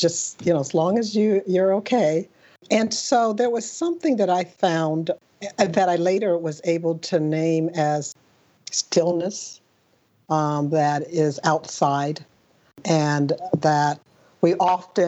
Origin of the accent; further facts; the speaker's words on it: Pasadena, California, United States; I grew up in Southern California, in Pasadena, California.